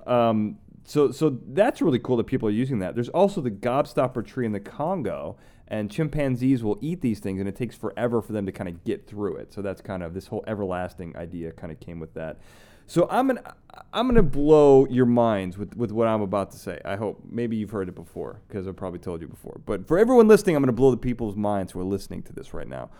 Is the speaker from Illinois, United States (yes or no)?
yes; Chicago, Illinois, United States; moved away; I'm from Chicago